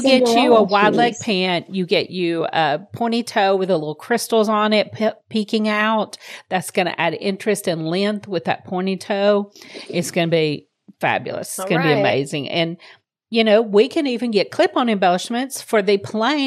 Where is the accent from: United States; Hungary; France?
United States; Deep South; us growing up in the Deep South